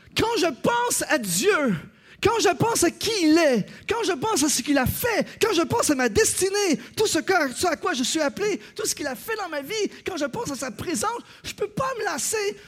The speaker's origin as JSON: {"language": "French", "country": "Canada", "said": "Chez nous, au Canada"}